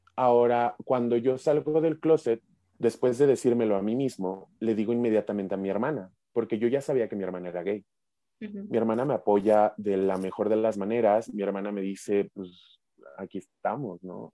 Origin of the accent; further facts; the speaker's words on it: Mexico City metropolitan area, Mexico; somos del área metropolitana, somos de la Ciudad de México y del Estado de México respectivamente